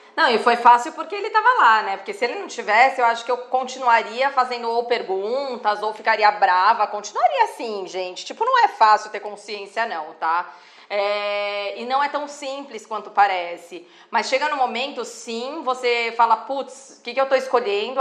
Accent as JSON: {"language": "Portuguese", "country": "Brazil", "said": "nós somos brasileiros"}